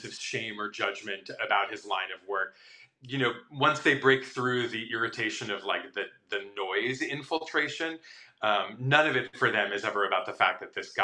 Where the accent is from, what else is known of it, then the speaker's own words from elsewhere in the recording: Midwest, United States; moved away; I grew up in a very conservative Midwestern town